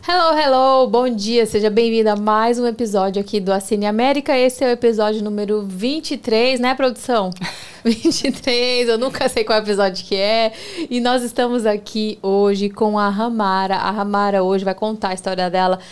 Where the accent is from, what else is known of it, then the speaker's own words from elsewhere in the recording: Campo Grande, Mato Grosso do Sul, Brazil; moved away as an adult; now in Orlando, United States; eu sou do Pantanal